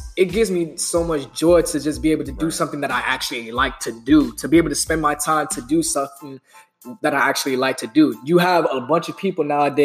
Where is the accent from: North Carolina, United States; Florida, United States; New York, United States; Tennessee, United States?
Florida, United States; Pompano Beach; I'm from Pompano Beach, Florida